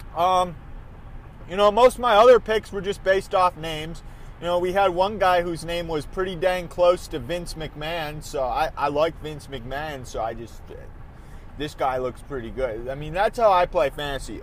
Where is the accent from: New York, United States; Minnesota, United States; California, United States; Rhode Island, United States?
Minnesota, United States; they're my home, my home state